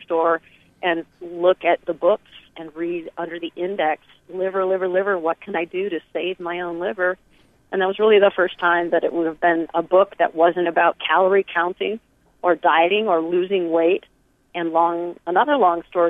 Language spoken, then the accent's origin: English; Michigan, United States; moved away; also born or lived in New York City; I grew up in Michigan eating hydrogenated everything